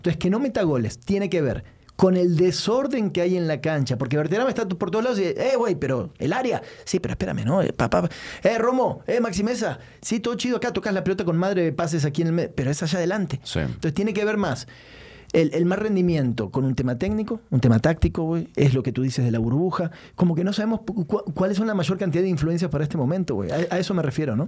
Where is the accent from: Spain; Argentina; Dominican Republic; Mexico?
Mexico; como mexicano